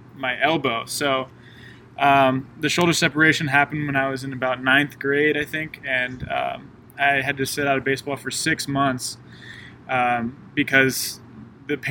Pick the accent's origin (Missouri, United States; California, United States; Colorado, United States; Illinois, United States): California, United States; Monterey; moved away as an adult; now in Columbia, United States; I'm from Monterey, California